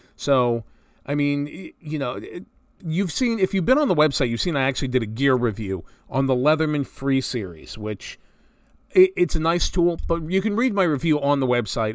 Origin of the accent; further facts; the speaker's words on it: New Jersey, United States; Growing up in North Jersey